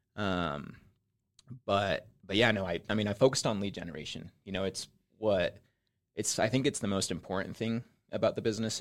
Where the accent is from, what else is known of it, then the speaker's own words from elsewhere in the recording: Spanish Fork, Utah, United States; also born or lived in Mexico City, Mexico; I'm originally from Mexico. I grew up in Mexico City for about uh, nine years. And then my family came over here when I was nine and we moved to Spanish Fork. So I grew up in Spanish Fork